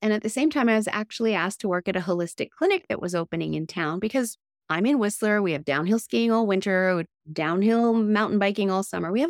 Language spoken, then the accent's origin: English; Tokyo, Japan; Meanwhile, I was raised in Tokyo, Japan, which was an amazing life, and I have many great friends there.